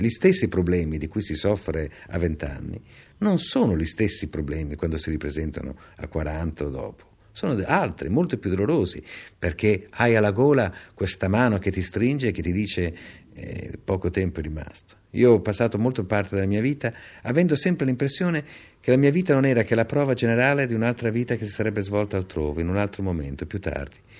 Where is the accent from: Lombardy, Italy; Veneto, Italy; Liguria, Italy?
Lombardy, Italy; Milan; Io sono nato a Milano